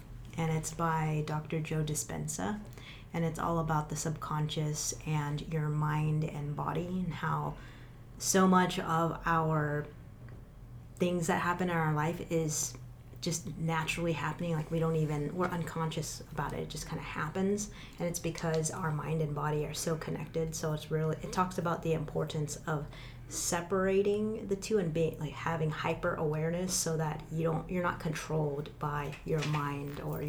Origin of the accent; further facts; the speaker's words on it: Philippines; Like, I'm still Filipino